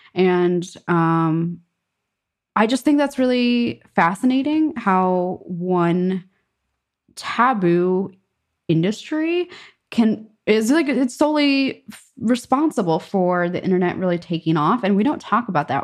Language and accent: English; New York, United States; moved away as an adult; also born or lived in Germany; now in Stockholm, Sweden; New York